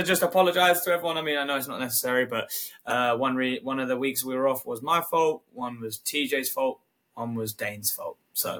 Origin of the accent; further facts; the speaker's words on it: United Kingdom; I'm a Brit